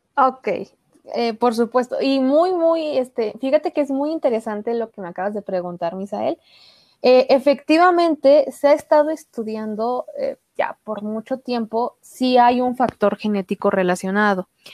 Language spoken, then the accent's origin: Spanish; Cuba; soy cubano, tengo 27 años de edad